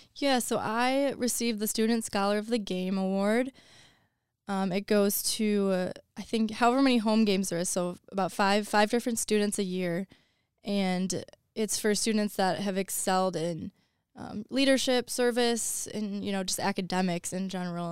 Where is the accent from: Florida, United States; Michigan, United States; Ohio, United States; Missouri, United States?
Michigan, United States; Woodhaven; I am from, it's Woodhaven, um, the city that I'm from